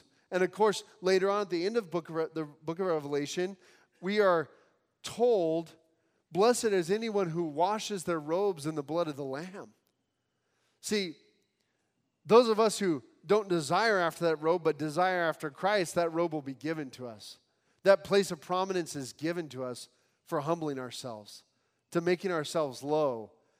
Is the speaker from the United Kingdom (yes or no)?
no; Nepal; now in United States; I came from Nepal, seeing Hinduism and, you know, firsthand.